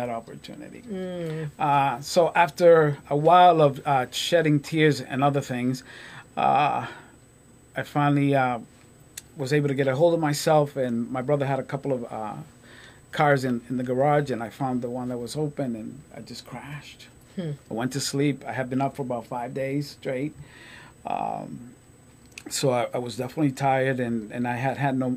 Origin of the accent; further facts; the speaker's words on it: Lawrence, Massachusetts, United States; also born or lived in Puerto Rico; I lived in Lawrence. You know, I was raised in Lawrence.